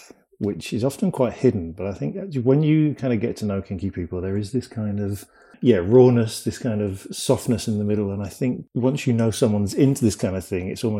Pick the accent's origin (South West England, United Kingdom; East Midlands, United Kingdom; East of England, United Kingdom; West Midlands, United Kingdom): South West England, United Kingdom; Cheltenham; moved away as an adult; also born or lived in London; I grew up in a town called Cheltenham, which is like near Bristol in the UK